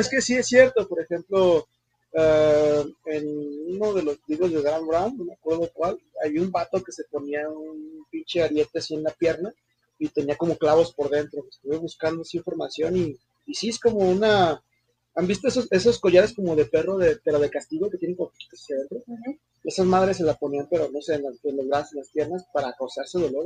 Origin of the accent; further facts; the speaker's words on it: Mexico; soy mexicano